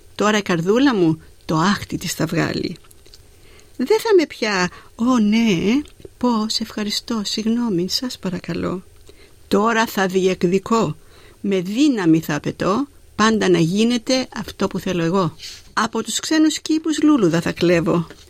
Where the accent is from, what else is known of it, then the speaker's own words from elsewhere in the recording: Zakynthos, Ionian Islands, Greece; moved away as an adult; also born or lived in Athens, Greece; now in Melbourne, Australia; Γεννήθηκα στη Ζάκυνθο, την υπέροχη και την όμορφη